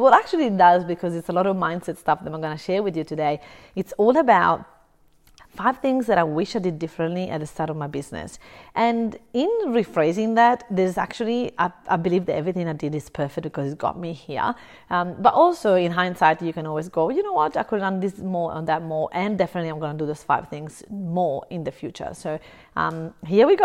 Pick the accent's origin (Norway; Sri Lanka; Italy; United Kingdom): Italy; now in Brisbane, Australia; I'm originally from Italy. I live in Australia, in Brisbane